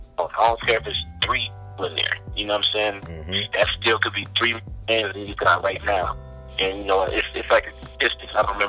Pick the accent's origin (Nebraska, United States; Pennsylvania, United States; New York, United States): Pennsylvania, United States; Philadelphia; also born or lived in Denver; Yeah, Philadelphia, PD. For me, crazy thing is, like, I was born in Denver. In a whole family, my mom was in Philly. So I moved a lot.